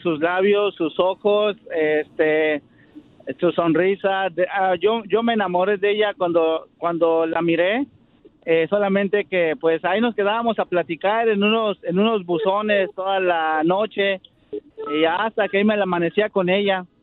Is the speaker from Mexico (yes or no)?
yes; Mexico City, Mexico; now in Santa Clara, United States